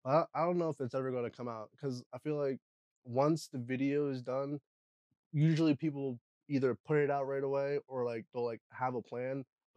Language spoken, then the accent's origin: English; Eders, Pennsylvania, United States; now in Harrisburg, United States; I'm from Eders, Pennsylvania.